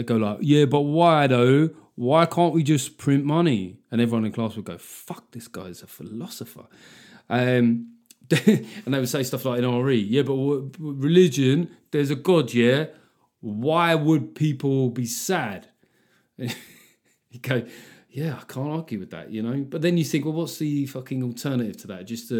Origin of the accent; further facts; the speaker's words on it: Liverpool, North West England, United Kingdom; Being a Scouser, it's like being a brand, isn't it? There's lots of stuff you have to do. You got there's certain papers you're not allowed to buy. It's a way of being a Scouser, isn't it?